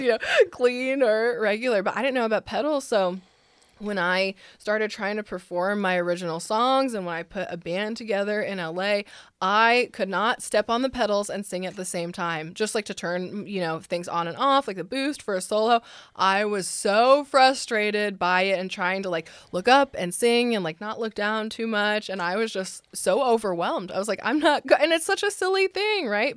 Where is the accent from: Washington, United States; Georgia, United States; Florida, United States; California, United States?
California, United States; San Francisco; also born or lived in Los Angeles; now in Nashville, United States; I'm from the Bay Area, so San Francisco